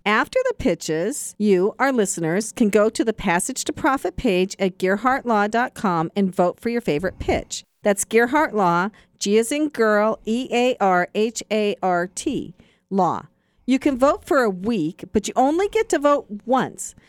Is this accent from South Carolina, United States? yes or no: no; Seattle, Washington, United States; now in New York, United States; when I was ten years old growing up in Seattle